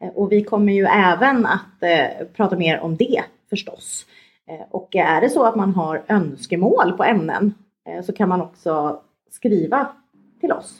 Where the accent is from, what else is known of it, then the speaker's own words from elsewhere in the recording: Stockholm, Stockholm County, Sweden; moved away as an adult; now in Skåne, Sweden; jag kom från Stockholm från början